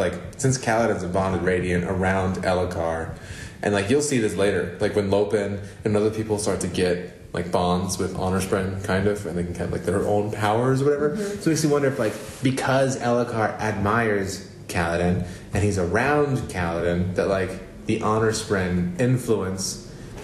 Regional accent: United States; I'm an American dude.

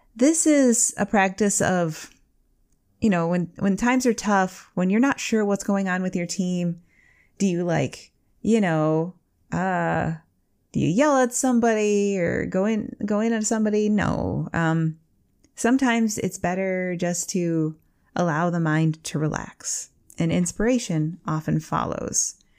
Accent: Michigan, United States; I'm from Michigan

